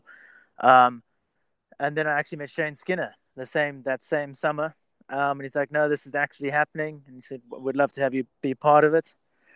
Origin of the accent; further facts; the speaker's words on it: South Africa; moved away as an adult; also born or lived in England; now in United States; my parents are both British. I was schooled back in South Africa